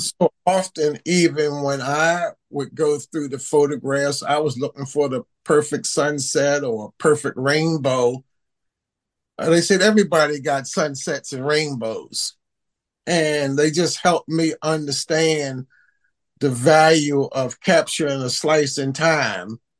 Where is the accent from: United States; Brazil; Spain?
United States; Baltimore, Maryland; growing up in Baltimore with the war on drugs, war on poverty.